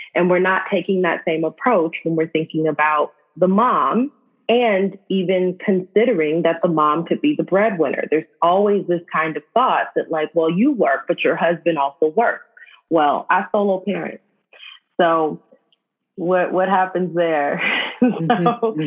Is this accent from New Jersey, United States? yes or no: no; Los Angeles, California, United States; I grew up in South